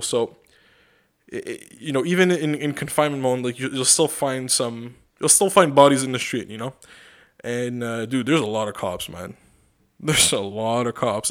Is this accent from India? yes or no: no; Canada; I'm a Canadian